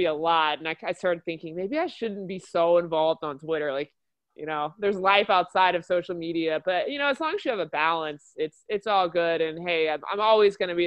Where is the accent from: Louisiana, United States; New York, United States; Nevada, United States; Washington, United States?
Louisiana, United States; also born or lived in Cincinnati; I grew up in Louisiana